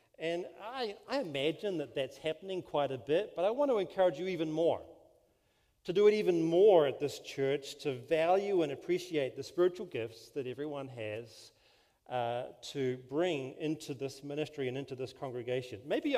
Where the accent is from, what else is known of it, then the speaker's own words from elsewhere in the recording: New Zealand; now in California, United States; Yes, I'm from New Zealand. Is the accent okay? You know, it's funny, because you can't really control an accent, right? It just is what it is. And but we've lived here a total of 15 years in California.